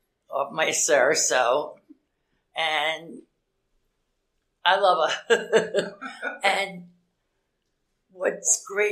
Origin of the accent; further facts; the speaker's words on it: East Coast, United States; I'm from the East Coast, and there was a place called Kinks there.